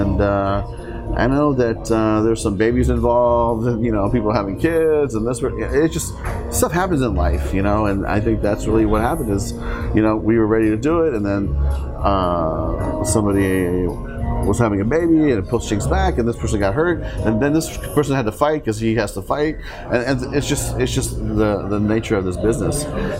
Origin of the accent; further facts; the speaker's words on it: Seoul, South Korea; I mean, I come from a military household, right? I mean, I grew up in Seoul, Korea, not too far from the base.